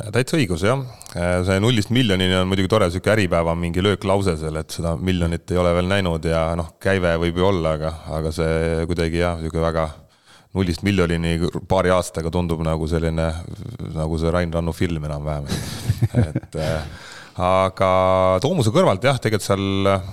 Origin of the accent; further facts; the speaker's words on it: Haapsalu, Lääne County, Estonia; also born or lived in Tallinn / United States / Nõo Parish; sündisin Tallinnas, elasin Haapsalus